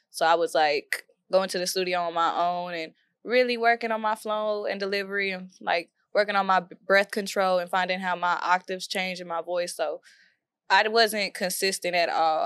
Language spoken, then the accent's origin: English; Waco, Texas, United States; moved away as an adult; now in Dallas, United States; I'm from South Waco, Waco, Texas.